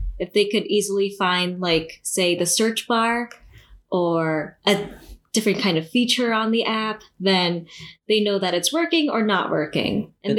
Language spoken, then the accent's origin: English; Brooklyn, New York, United States; born there; Well, I was actually born in Brooklyn, so.